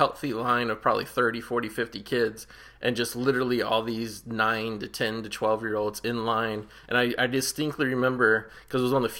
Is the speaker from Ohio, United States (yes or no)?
yes; Cincinnati, Ohio, United States; I grew up in Cincinnati